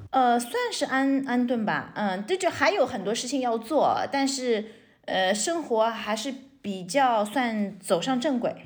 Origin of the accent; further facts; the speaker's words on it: China; also born or lived in Shanghai / United States; now in Portugal; 我们中国人